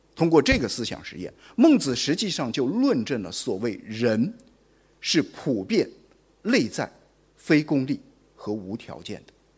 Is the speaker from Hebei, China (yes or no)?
no; Guangzhou, Guangdong, China; 我们广州人